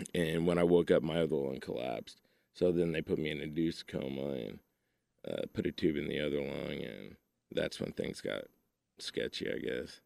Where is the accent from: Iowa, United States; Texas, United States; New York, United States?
Texas, United States; Keller; now in Joshua, United States; I was from Keller at the time. Now I live in Joshua